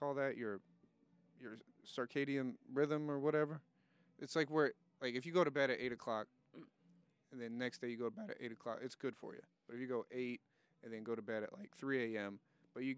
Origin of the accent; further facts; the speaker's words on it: Wichita, Kansas, United States; moved away as an adult; also born or lived in Oakland, California; now in Los Angeles, United States; I was born in Wichita, Kansas.